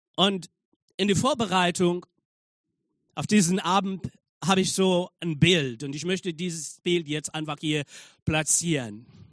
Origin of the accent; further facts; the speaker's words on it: Zambia; German is a second language; now in Germany; ich komme aus Sambia und ich war äh, dort in Sambia in einem Gefängnis, um die Botschaft zu verkünden